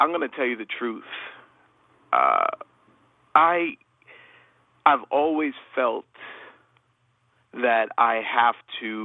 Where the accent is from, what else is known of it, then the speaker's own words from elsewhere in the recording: Toronto, Ontario, Canada; now in Cleveland, United States; I live in Cleveland, Ohio, and I'm from Toronto, Canada